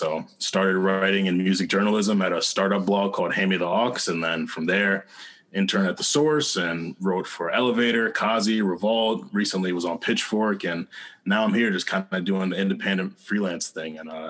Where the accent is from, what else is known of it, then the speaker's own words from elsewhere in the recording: Englewood, New Jersey, United States; also born or lived in Hoboken, New Jersey; So I'm from Englewood, New Jersey, born in Hoboken, New Jersey, raised in Englewood my whole life. The only time I moved two blocks away from my original house.